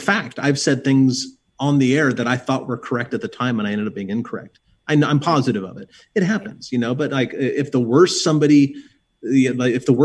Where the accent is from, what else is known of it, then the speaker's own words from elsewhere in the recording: Southern California, United States; also born or lived in Cascades, Oregon; now in Oregon, United States; I grew up in Southern California